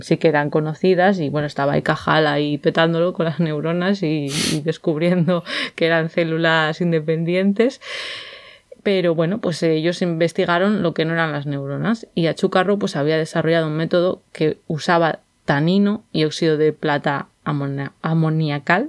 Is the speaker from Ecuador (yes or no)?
no; Valladolid, Castile and León, Spain; de Valladolid, que es de donde yo soy, de donde me crié